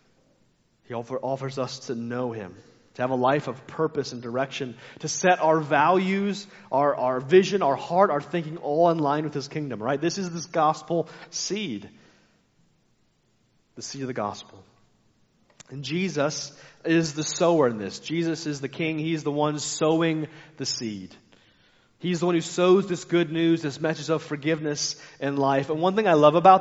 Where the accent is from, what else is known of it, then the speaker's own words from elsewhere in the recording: United States; I like being American, but I'm frustrated often being an American